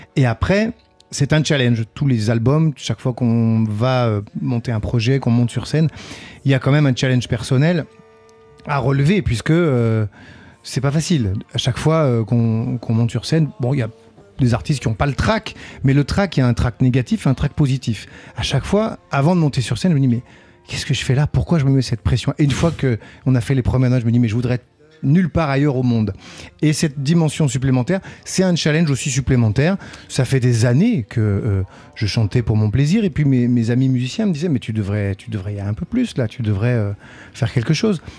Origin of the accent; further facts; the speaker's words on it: south of France, France; moved away; quand j'étais petit, je viens du, sud de la France, il y avait un, un petit village à Péonne